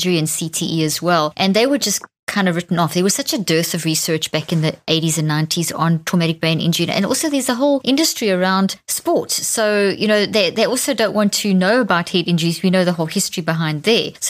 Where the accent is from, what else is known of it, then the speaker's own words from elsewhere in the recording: South Africa; moved away; I grew up in South Africa where rugby is a religion